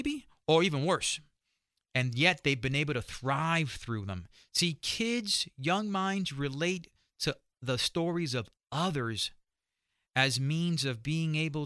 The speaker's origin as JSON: {"language": "English", "region": "New York", "country": "United States", "said": "being a New Yorker"}